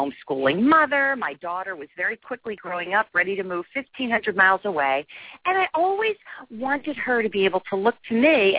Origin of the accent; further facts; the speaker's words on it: New Jersey, United States; moved away; also born or lived in Boston; I'm from New Jersey.